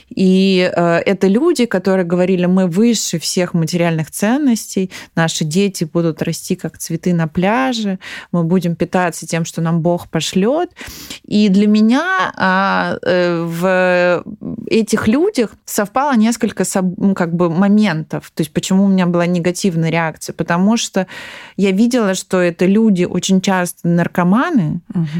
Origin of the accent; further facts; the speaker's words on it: Tula, Tula Oblast, Russia; я из Тулы